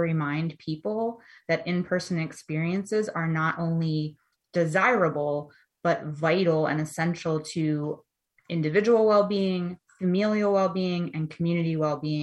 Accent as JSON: {"language": "English", "town": "Ocean City", "region": "New Jersey", "country": "United States", "tie": "born or raised there", "said": "I grew up in Ocean City, New Jersey"}